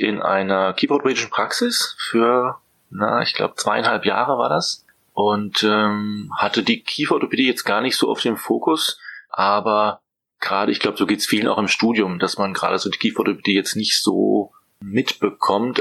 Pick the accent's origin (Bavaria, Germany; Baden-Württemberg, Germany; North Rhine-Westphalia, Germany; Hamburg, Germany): Baden-Württemberg, Germany; near the border with Strasbourg; moved away as an adult; also born or lived in Vienna / Budapest / Mainz / Norway; now in Berlin, Germany; komme allerdings aus dem schönen Süden, äh, aus Baden-Württemberg, Grenze zu Straßburg